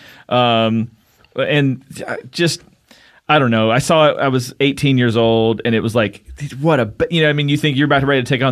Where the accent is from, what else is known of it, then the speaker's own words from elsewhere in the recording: Kentucky, United States; I'm from Kentucky